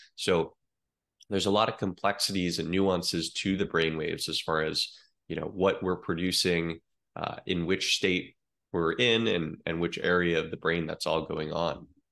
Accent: Eugene, Oregon, United States; moved away as an adult; now in Miami, United States; I grew up in Eugene, Oregon, uh, Tracktown, USA

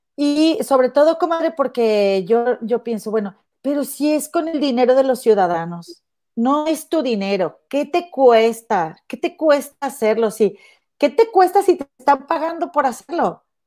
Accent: Mexico; moved away as an adult; tengo toda mi familia y mi vida y mis raíces en México

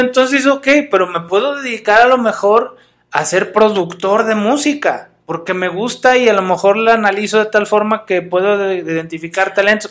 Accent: Mexico; cómo somos en realidad como mexicanos y como país

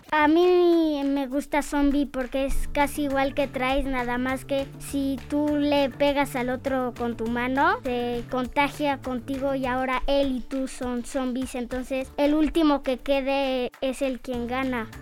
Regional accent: Querétaro, Mexico; soy de Querétaro

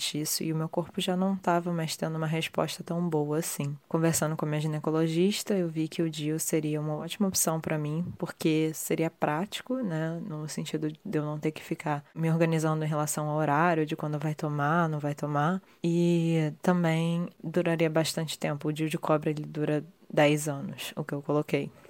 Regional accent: Rio de Janeiro, Brazil; now in London, United Kingdom; eu sou do Rio de Janeiro, tenho 30 anos e atualmente eu moro em Londres.

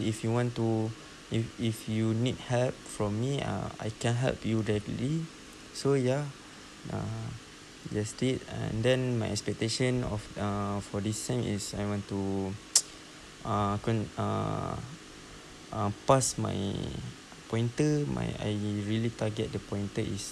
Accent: Kluang, Johor, Malaysia; English is a second language; I'm from Kluang, Johor

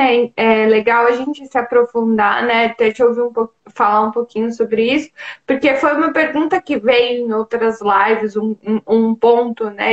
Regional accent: Brazil; now in Europe; enquanto brasileiro

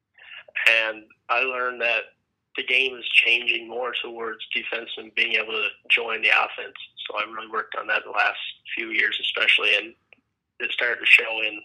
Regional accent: Rocky Harbour, Newfoundland and Labrador, Canada; I'm from Rocky Harbour, Newfoundland, so it's based in Gros Morne National Park.

